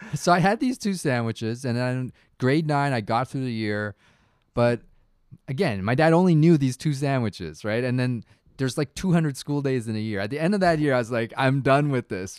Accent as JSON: {"language": "English", "town": "Toronto", "region": "Ontario", "country": "Canada", "tie": "born or raised there", "said": "growing up in Toronto, like, I was a child of, like, first generation immigrants"}